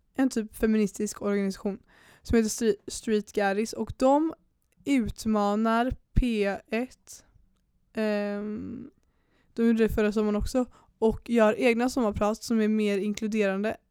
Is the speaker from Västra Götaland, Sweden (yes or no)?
yes; Pennygången, Västra Götaland, Sweden; jag är uppväxt på Pennygången